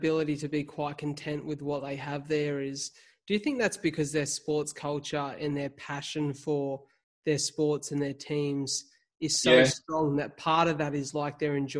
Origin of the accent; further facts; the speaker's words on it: Wollongong, New South Wales, Australia; I'm from Wollongong